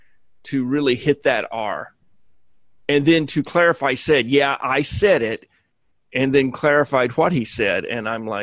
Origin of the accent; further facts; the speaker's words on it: Alabama, United States; moved away; I grew up in Alabama.